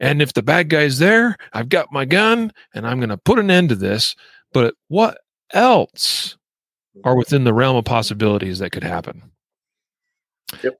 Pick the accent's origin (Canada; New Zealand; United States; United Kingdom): United States; Idaho Falls, Idaho; moved away; I grew up in Southeast Idaho, and in the city of Idaho Falls